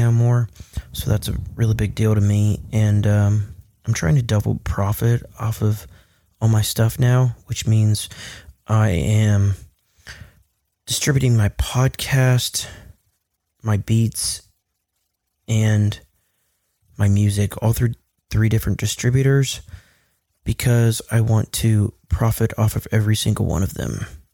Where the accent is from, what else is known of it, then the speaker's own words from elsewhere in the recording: Kokomo, Indiana, United States; also born or lived in California; I was born in California, and then we moved to Kokomo because my dad got a job and got paid better, so we just ended up moving here when I was little